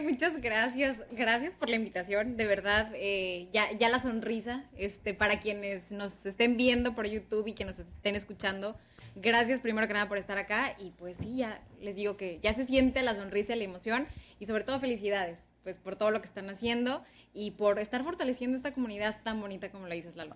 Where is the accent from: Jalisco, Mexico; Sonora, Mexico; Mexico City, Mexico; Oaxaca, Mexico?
Sonora, Mexico; Ciudad Obregón; moved away as an adult; now in Hermosillo, Mexico; yo soy originaria soy de México. Eh, crecimos en Ciudad Obregón, Sonora.